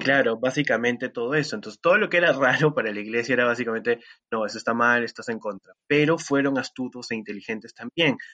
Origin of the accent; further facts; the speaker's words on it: Lima, Peru; fui por mi barrio, yo soy de Jesús María